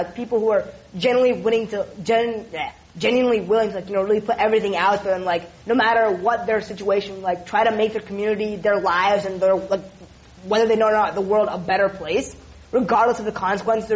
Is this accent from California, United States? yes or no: yes; California, United States; I'm Californian